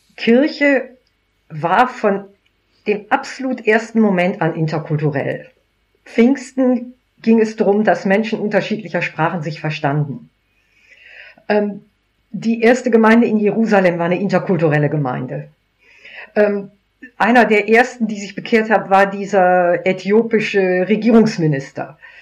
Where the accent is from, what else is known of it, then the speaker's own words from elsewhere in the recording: Germany; meine Identität als Christ so, so an meinem Deutschsein hängt